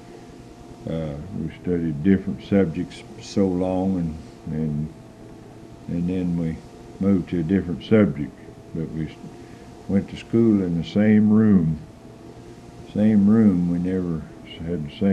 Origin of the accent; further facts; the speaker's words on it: Marceline, Missouri, United States; I was born in Marcellin, Missouri